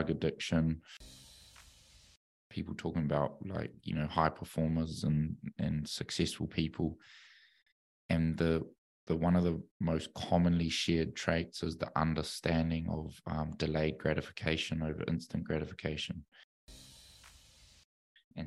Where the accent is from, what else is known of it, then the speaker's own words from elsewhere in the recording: Auckland, New Zealand; growing up in New Zealand